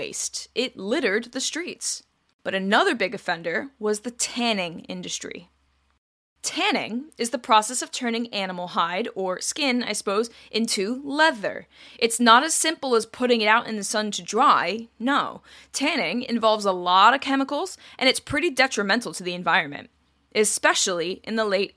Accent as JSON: {"language": "English", "region": "England", "country": "United Kingdom", "said": "I'm English, I'm not French"}